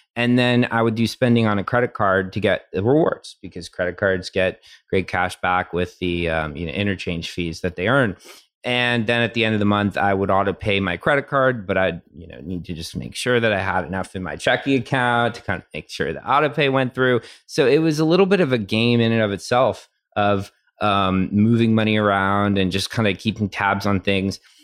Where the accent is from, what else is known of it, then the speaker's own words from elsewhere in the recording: Tennessee, United States; moved away as an adult; I grew up in Tennessee.